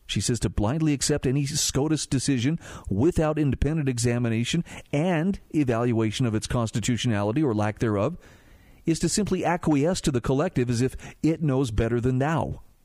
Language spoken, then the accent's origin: English; Utah, United States; If you are listening to this from within my home state of Utah